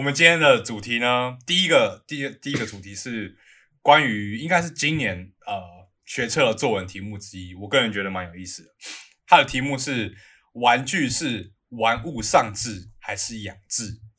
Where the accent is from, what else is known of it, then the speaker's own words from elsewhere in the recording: Taipei, Taiwan; 我们是台北人嘛